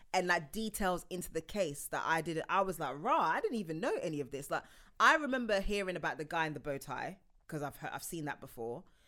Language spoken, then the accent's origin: English; United Kingdom; as a Brit